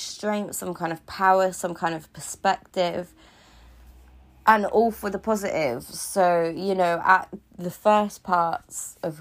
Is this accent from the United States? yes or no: no; Cornwall, South West England, United Kingdom; I'm from Cornwall